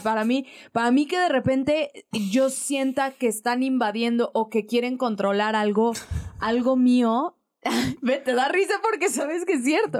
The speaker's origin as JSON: {"language": "Spanish", "region": "Aguascalientes", "country": "Mexico", "tie": "born or raised there", "moved": "yes", "lives_now": "Mexico City, Mexico", "said": "la gente sabe que soy de Aguascalientes, bueno, que crecí en Aguascalientes"}